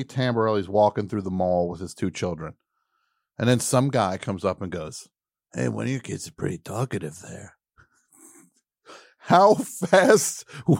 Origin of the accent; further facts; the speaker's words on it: New Jersey, United States; Now I'm from New Jersey also